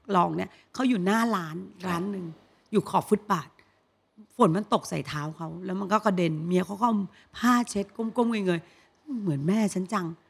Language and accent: Thai; Bangkok, Thailand; กรุงเทพพี่เกิดที่กรุงเทพ